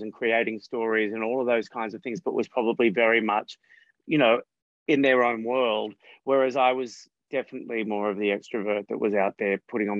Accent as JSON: {"language": "English", "town": "Coffs Harbour", "region": "New South Wales", "country": "Australia", "tie": "born or raised there", "said": "I was living in a regional area that didn't have a lot of accessibility to youth theatre groups and things like that. So by the time I was a teenager, we had a local television station"}